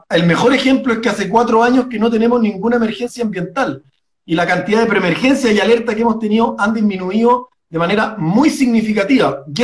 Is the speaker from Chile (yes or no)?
yes; Providencia, Santiago Metropolitan, Chile; born there; nací mis papás vivían en Providencia, después nos cambiamos